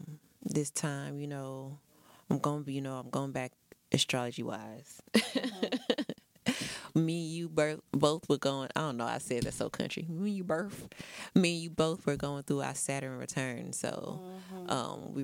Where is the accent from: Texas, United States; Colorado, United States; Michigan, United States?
Texas, United States; But I've been out of Houston for like a year and a half. I went back to my hometown, which ain't too far